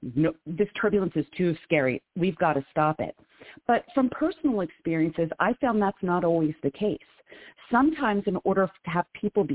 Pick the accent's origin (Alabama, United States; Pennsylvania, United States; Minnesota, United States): Pennsylvania, United States; Philadelphia; now in Queens, New York, United States; I'm from Center City